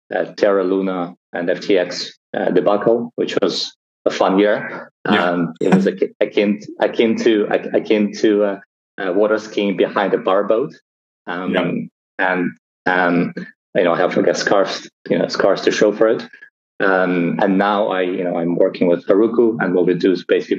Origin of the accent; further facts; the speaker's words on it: Russia; moved away; I was born originally in Russia